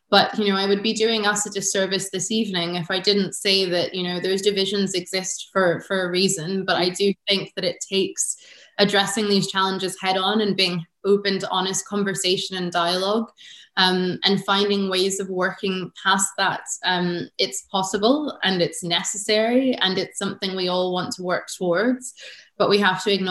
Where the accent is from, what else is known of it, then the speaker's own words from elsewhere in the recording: United States; now in Edinburgh, United Kingdom; Um, you know, I'm American. I've been in Edinburgh for 10 years.